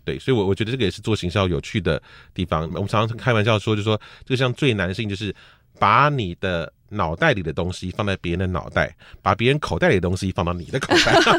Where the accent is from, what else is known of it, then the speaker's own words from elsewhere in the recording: Taiwan; 我小时候的那个台湾